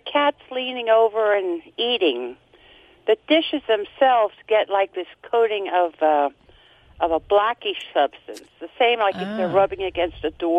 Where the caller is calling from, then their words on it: near Reading, Pennsylvania, United States; I am calling from WEEU land near Reading, Pennsylvania.